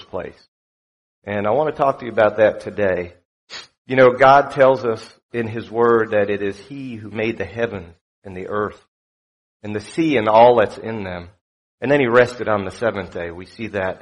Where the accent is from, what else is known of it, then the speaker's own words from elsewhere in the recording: South Florida, United States; also born or lived in New York; I grew up in South Florida